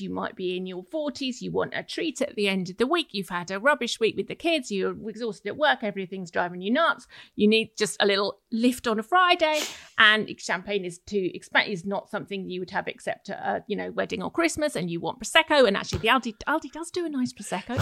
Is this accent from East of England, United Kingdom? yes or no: yes; Essex, East of England, United Kingdom; I grew up in Essex. I'm very familiar with Essex